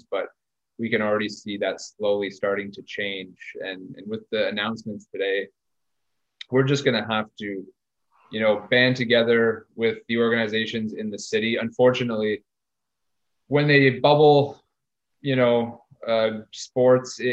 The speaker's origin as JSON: {"language": "English", "town": "Ottawa", "region": "Ontario", "country": "Canada", "tie": "born or raised there", "said": "when I was growing up in East Nepean"}